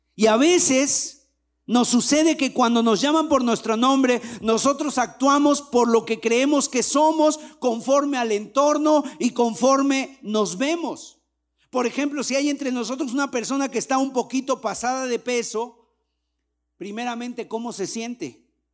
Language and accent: Spanish; Mexico